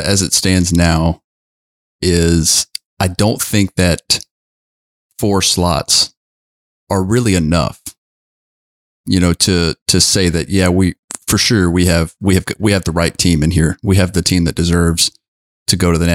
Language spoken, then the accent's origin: English; Southwest Louisiana, United States; I'm hailing from Southwest Louisiana